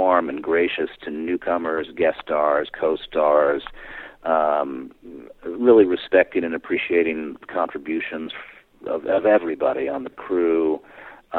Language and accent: English; East Coast, United States; moved away; I grew up on the East Coast.